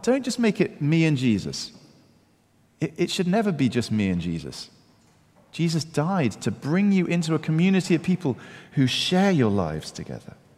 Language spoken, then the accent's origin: English; United Kingdom; I'm British